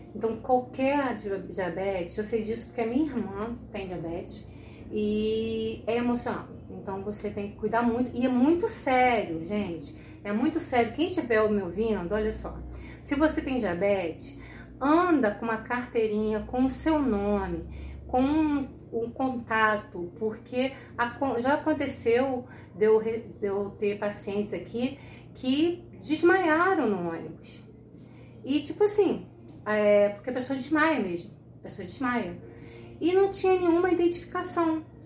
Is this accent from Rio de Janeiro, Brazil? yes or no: yes; Rio de Janeiro, Brazil; eu sou do Rio de Janeiro